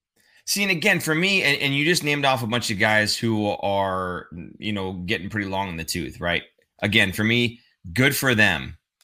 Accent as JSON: {"language": "English", "region": "Minnesota", "country": "United States", "said": "I'm from Minnesota."}